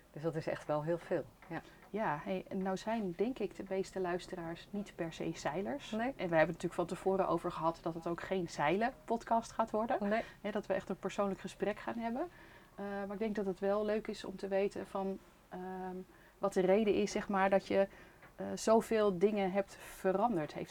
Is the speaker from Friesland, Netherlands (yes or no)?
yes; Lemmer, Friesland, Netherlands; Ik ben opgegroeid in Friesland